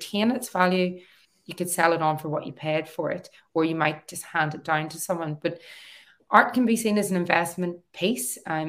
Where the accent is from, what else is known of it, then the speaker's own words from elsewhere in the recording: Newry, Northern Ireland, United Kingdom; moved away as an adult; also born or lived in Belfast / Australia; back in my hometown as an artist running workshops.